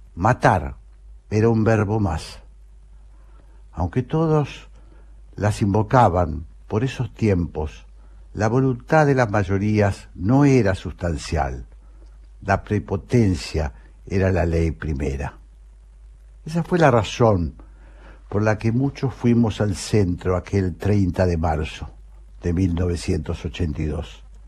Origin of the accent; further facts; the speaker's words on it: Argentina; como todo argentino de bien